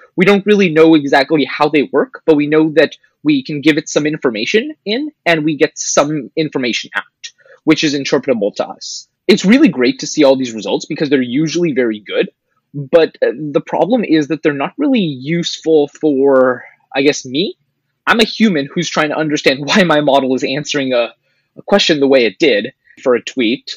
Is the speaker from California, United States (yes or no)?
yes; Bay Area, California, United States; moved away as an adult; now in Los Angeles, United States; I'm originally from the Bay Area